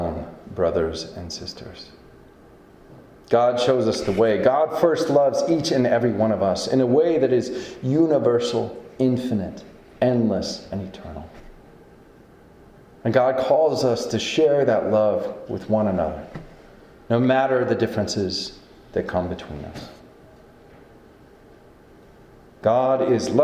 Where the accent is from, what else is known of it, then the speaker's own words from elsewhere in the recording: Northeast Iowa, United States; moved away; where I come from, Northeast Iowa and sort of tri-state area of Southeast Minnesota and Western Wisconsin